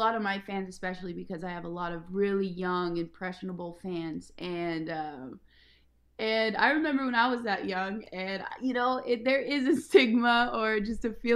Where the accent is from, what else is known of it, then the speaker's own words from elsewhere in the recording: Ashland, Oregon, United States; moved away as an adult; also born or lived in Bay Area; now in Los Angeles, United States; I grew up in a very small town in Oregon. It's called Ashland, Oregon